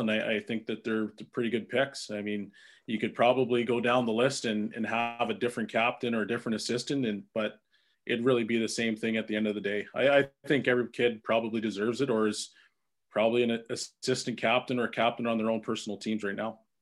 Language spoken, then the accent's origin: English; Edmonton, Alberta, Canada; it's my hometown.